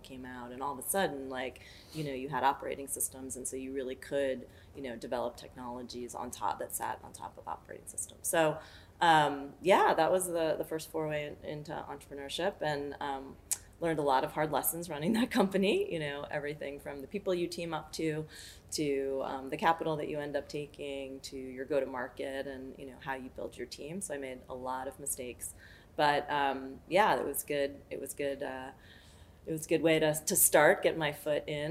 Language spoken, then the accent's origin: English; New York City, New York, United States; born and raised in New York City